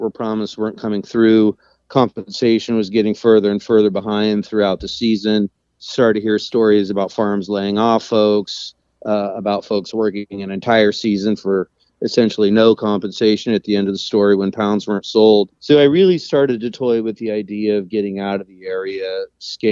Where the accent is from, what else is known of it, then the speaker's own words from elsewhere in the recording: Eureka, California, United States; moved away as an adult; now in Carpinteria, United States; I was born and raised in Humboldt. I was born in Eureka in the late 70s